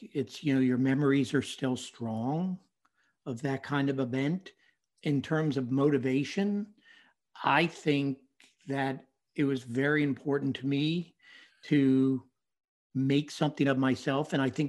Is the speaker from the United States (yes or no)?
yes; Winston-Salem, North Carolina, United States; also born or lived in Brooklyn, New York; and then my family moved to Winston-Salem, North Carolina.